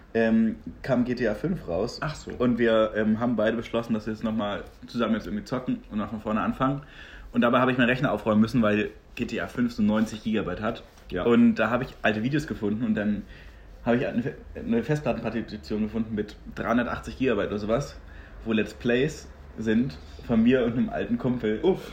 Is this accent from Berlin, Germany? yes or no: yes; Berlin, Germany; komme hier aus der Mutterstadt, hier geboren